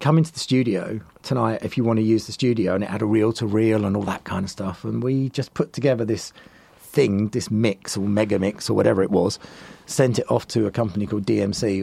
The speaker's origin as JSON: {"language": "English", "town": "Southend-on-Sea", "region": "East of England", "country": "United Kingdom", "moved": "yes", "said": "I'm originally from Southend in Essex"}